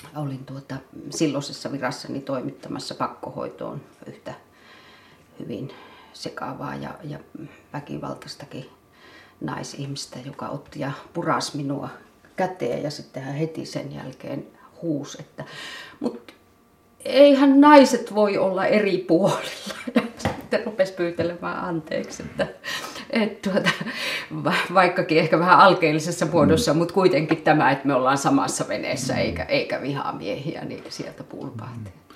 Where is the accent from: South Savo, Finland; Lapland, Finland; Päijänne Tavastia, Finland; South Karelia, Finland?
South Savo, Finland; Savonlinna area; born or raised there; moved away